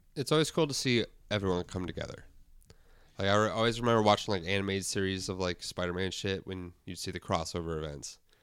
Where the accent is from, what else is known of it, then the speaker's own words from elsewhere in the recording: Guelph, Ontario, Canada; that's my hometown